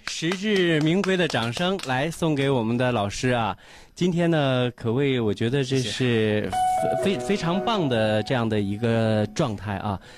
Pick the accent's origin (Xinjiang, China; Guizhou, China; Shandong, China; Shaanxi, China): Shandong, China; Weihai; 无论走到哪里，我们都是威海人